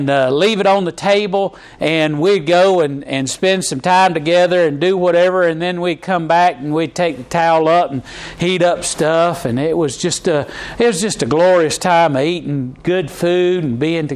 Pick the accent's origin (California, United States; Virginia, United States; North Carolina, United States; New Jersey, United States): North Carolina, United States; Charlotte; every time that we came in from Charlotte up to Gastonia, we go into my grandmama's